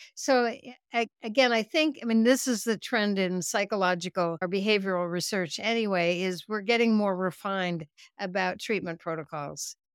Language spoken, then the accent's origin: English; United States; also born or lived in Norway; I grew up in the United States